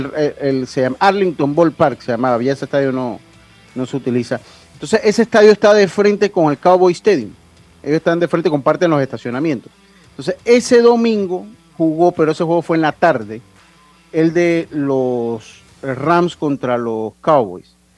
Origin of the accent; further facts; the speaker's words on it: Panama; yo soy panameño